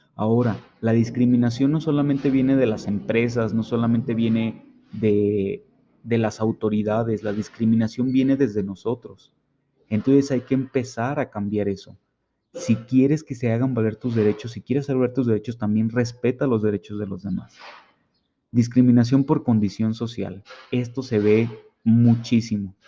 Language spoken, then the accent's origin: Spanish; Mexico; como mexicanos